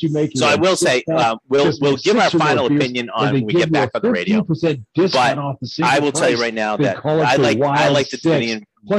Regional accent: New England, United States; growing up in New England

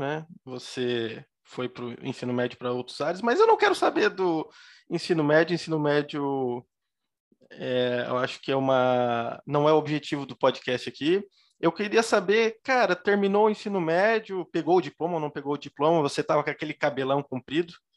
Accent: Joinville, Santa Catarina, Brazil; como eu sou aqui de Joinville, eu sou aqui do Iririú

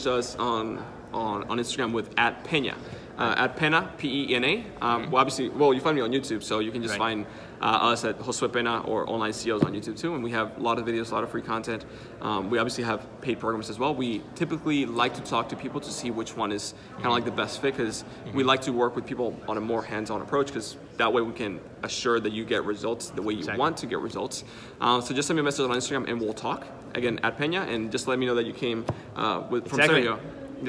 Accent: Dominican Republic; first language Spanish; English is a second language; I'm from the Dominican Republic

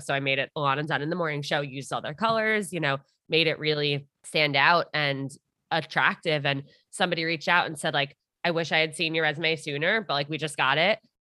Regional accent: Armonk, New York, United States; I'm from Armagh.

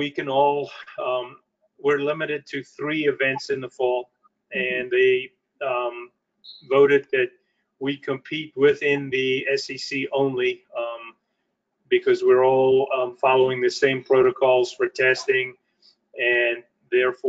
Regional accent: South Africa; moved away as an adult; I was born in South Africa

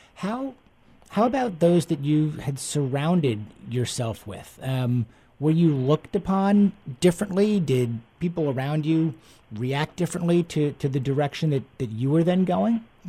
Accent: East Coast, United States; now in Houston, United States; I grew up on the East Coast, and now down down in Houston

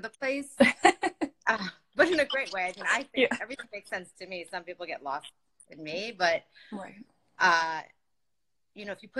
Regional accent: New York, United States; also born or lived in Los Angeles; I grew up mainly in New York, but I was back and forth New York and L.A.

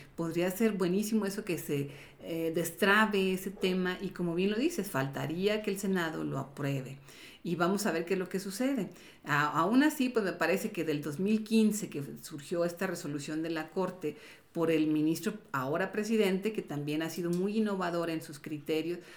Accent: Mexico; como jóvenes, como mexicanos

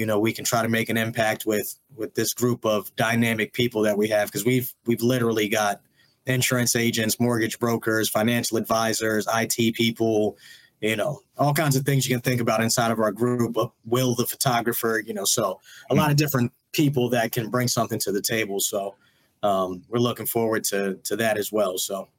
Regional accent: New York, United States; moved away; I'm from New York originally

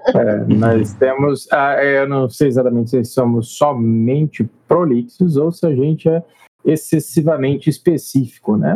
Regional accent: Colatina, Espírito Santo, Brazil; nós somos do Espírito Santo, eu e Wesley, na verdade, não somos só do Espírito Santo, como da mesma cidade, Colatina

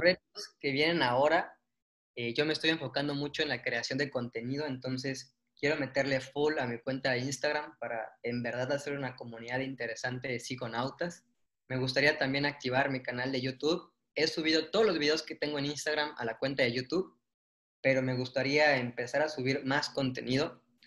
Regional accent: Mérida, Yucatán, Mexico; somos de Mérida

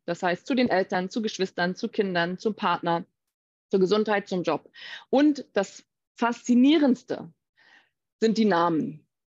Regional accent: Baltic coast, Mecklenburg-Vorpommern, Germany; also born or lived in Hamburg; now in Rishikesh, India; ich bin eben ursprünglich aus Deutschland, ganz ursprünglich von der Ostsee aus MacPom

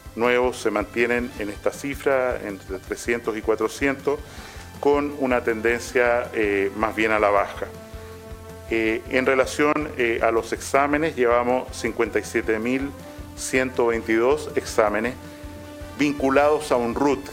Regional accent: Chile; como chilenos y chilenas que somos

